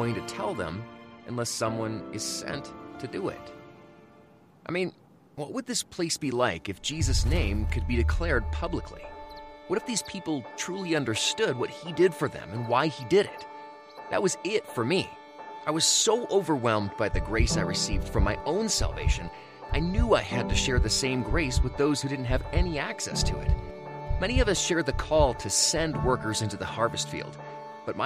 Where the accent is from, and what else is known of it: United States